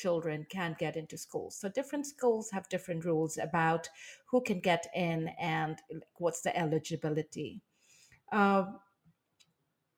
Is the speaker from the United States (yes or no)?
no; India; moved away as an adult; now in Taiwan; I am originally from India